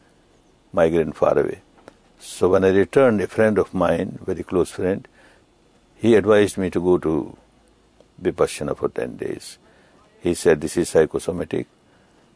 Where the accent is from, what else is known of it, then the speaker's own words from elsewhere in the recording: Myanmar; I was born in Burma, which is Myanmar now